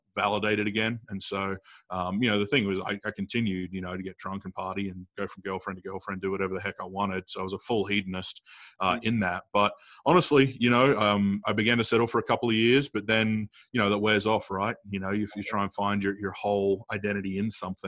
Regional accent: Adelaide, South Australia, Australia; I grew up in Adelaide, South Australia, come from a farming family, but, grew up kind of in the city of Adelaide

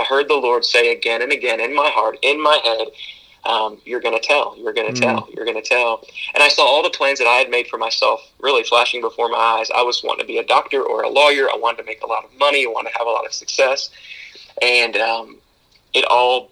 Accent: Eldorado, Illinois, United States; moved away as an adult; also born or lived in Chicago; now in St. Louis, United States; I was born in Chicago. My dad was in the Navy. Moved back to my parents' hometown of El Dorado when I was seven

